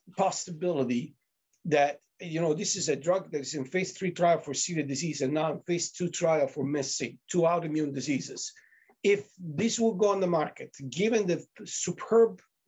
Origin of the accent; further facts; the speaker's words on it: Italy; moved away; I'm from Italy